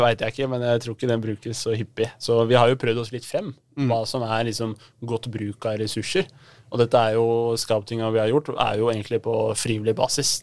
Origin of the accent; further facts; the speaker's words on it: Oslo, Norway; also born or lived in Veitvet; Høybråten-gutt. Ja. Så flytta far til Veitvet, så ja rundt omkring i Grudalen